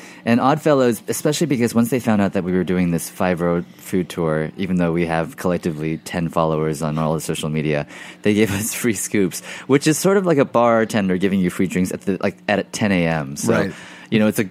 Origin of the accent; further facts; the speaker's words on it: Texas, United States; the fact I grew up in Texas eating, you know, artificial green.